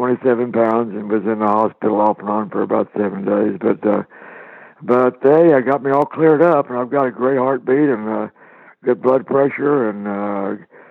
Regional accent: Oklahoma, United States; I was born and raised in Oklahoma

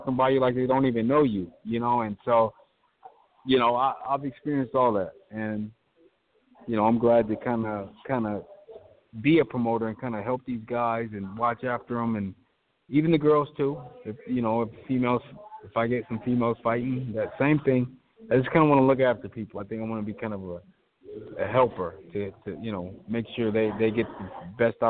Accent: Portland, Oregon, United States; moved away as an adult; also born or lived in Las Vegas, Nevada; come back to my hometown

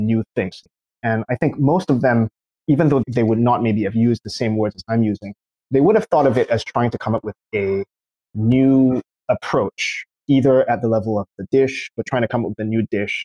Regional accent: Singapore; moved away; also born or lived in California; I'm from Singapore originally.

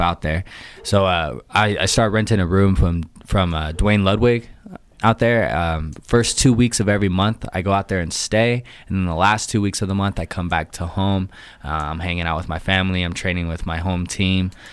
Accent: Boise, Idaho, United States; also born or lived in Provo, Utah; I'm a Boise native. Um, I grew up here

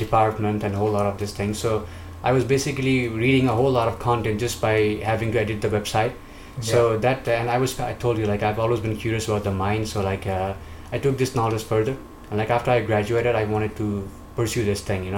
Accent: Nepal; I'm from Nepal

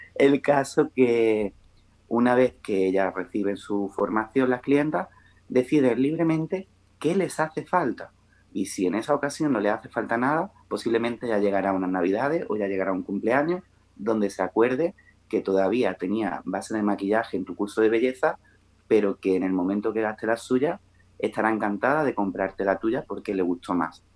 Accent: Melilla, Spain; also born or lived in Málaga; now in Granada, Spain; yo soy de Melilla, pero vivo en Granada

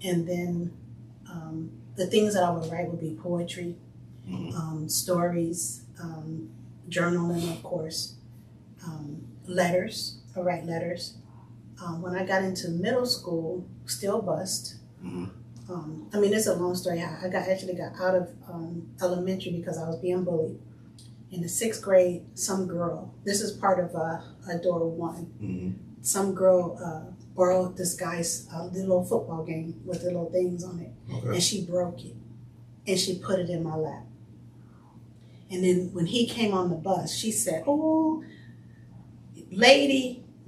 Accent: Los Angeles, California, United States; I grew up on 95th Street between Hoover and Figueroa. So South LA, but mostly close to Watts

